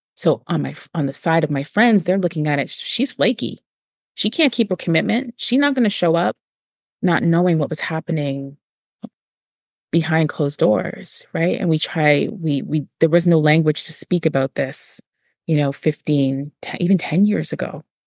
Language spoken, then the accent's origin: English; Toronto, Ontario, Canada; I grew up in Moss Park